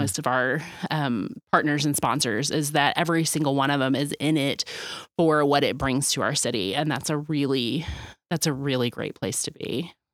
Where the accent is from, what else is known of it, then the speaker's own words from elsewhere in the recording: Dallas, Texas, United States; being born and raised in Dallas